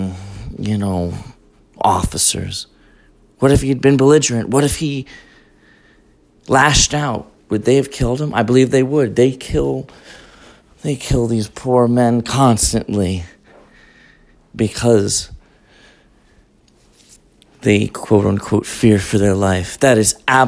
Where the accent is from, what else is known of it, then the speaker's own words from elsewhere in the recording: Colorado, United States; moved away; I'm from Colorado originally